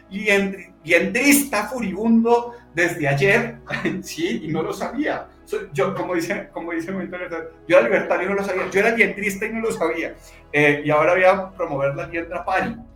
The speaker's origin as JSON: {"language": "Spanish", "town": "Bogotá", "region": "Bogotá Capital District", "country": "Colombia", "moved": "yes", "lives_now": "Antioquia, Colombia", "said": "soy …."}